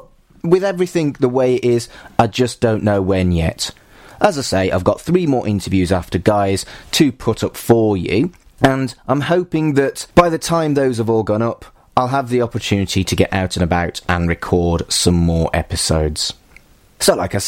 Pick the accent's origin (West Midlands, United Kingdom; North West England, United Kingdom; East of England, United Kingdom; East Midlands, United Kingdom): West Midlands, United Kingdom; Wolverhampton; moved away as an adult; now in Manchester, United Kingdom; I've lived here longer than I lived in Wolverhampton, where I'm from.